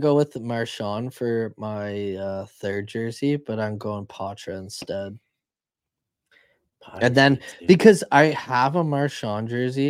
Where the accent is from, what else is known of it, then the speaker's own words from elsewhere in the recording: Canada; as a Canadian, like I've always cheered for women's Canadian hockey.